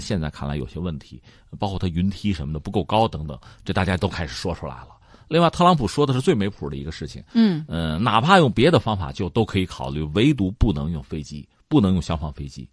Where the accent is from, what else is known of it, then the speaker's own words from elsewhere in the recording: China; 我们中国人